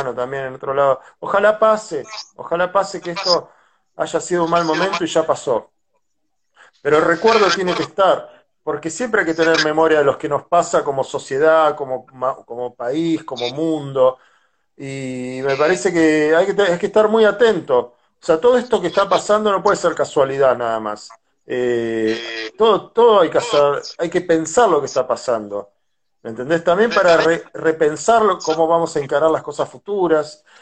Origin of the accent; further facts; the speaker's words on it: La Plata, Buenos Aires Province, Argentina; yo soy de La Plata, una ciudad que tiene mucha arte